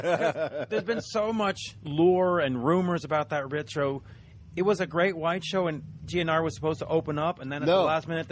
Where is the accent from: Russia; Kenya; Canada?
Canada; I'm Canadian, proudly so, right?